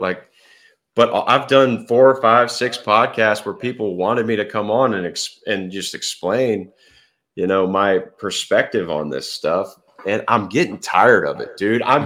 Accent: Fort Worth, Texas, United States; also born or lived in Baton Rouge, Louisiana; I grew up in Fort Worth, Texas. Still live here.

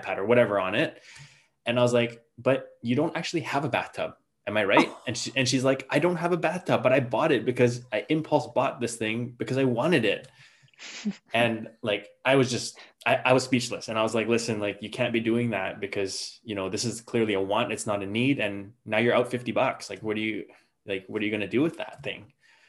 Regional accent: Canada; I'm from Canada

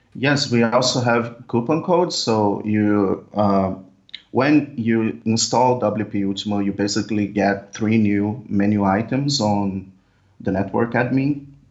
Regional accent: Brazil; I'm from Brazil

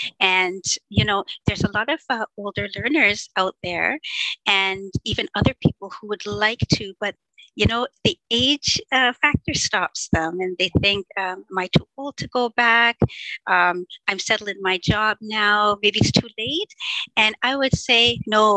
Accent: Ontario, Canada; I'm from Ontario, Canada

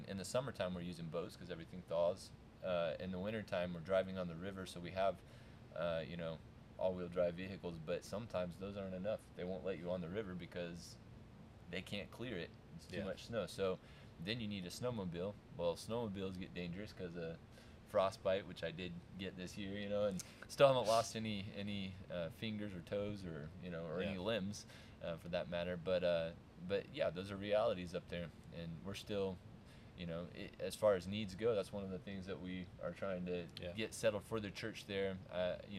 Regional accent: United States; moved away as an adult; now in Russia; I'm American

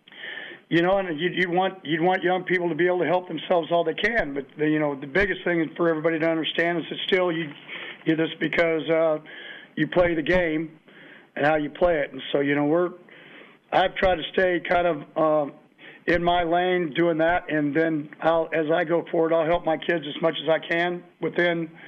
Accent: Kansas, United States; now in Texas, United States; I grew up in Kansas

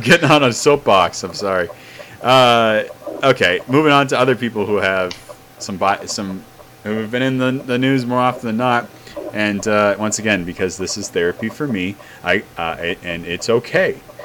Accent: New England, United States; I grew up in New England

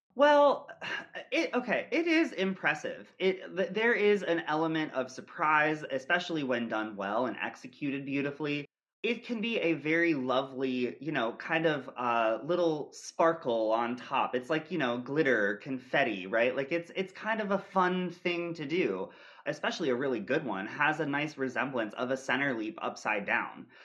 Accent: Millersburg, Ohio, United States; I grew up in Millersburg, Ohio, in a very small town dance studio

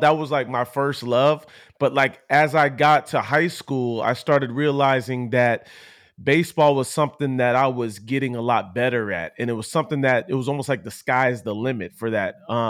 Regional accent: Poway, California, United States; Poway was, it was cool for me because my parents had moved down in that San Diego area from being up in more of a Los Angeles area.

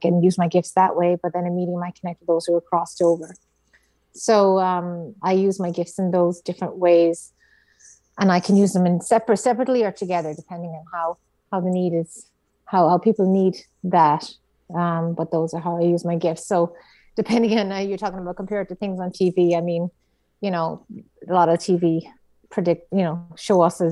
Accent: Ireland; moved away as an adult; now in United States; being an Irish Catholic

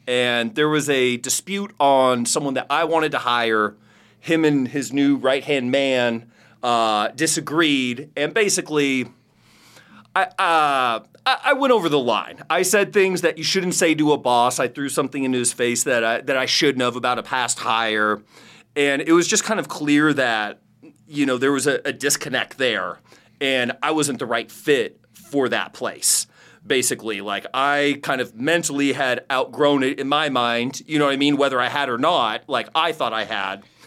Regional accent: Phoenix, Arizona, United States; I'm from Phoenix, Arizona.

